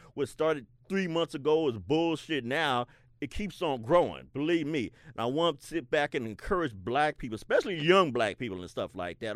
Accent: Seattle, Washington, United States; I grew up in the South End, South Seattle

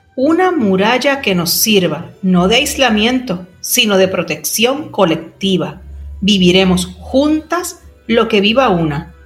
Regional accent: Puerto Rico; historiadora y escritora puertorriqueña

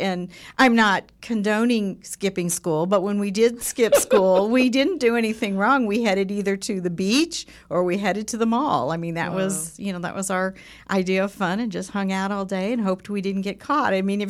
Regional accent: Southern California, United States; now in Edmond, United States; Well, I was born and raised in Southern California, and I really had a fun, living in Southern California is just fun.

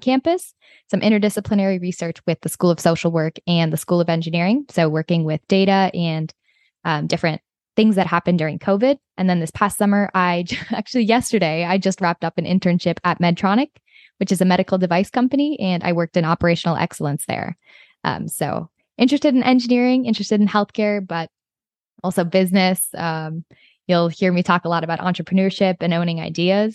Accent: Hudson, Wisconsin, United States; moved away as an adult; now in Los Angeles, United States; I am originally from Hudson, Wisconsin

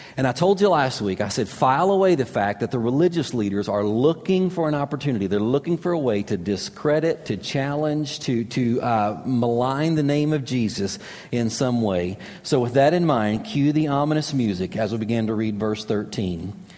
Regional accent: Kentucky, United States; moved away as an adult; also born or lived in Florida; I grew up in Kentucky

